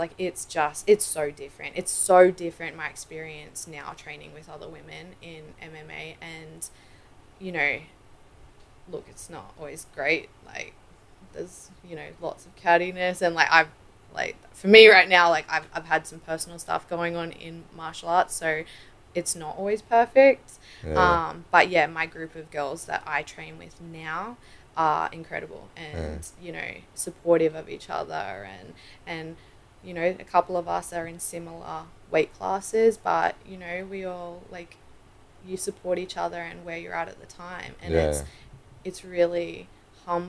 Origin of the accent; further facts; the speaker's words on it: Australia; I'm Australian